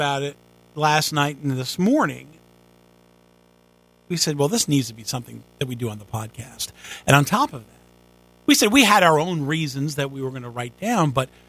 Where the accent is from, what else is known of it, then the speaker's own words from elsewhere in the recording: Long Island, New York, United States; moved away as an adult; also born or lived in Virginia; now in South Carolina, United States; when I was younger, I was born and raised in New York, Long Island, for the first 13 years, and then upstate